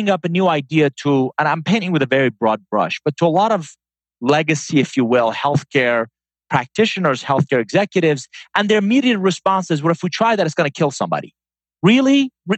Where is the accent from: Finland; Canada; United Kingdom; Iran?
Iran; English is a second language; also born or lived in Atlanta; now in United States; I'm a first-generation immigrant. I was born in Iran. Came to the U.S. in 1981, Tom, with a suitcase, $100, didn't know anybody, and didn't speak a word of English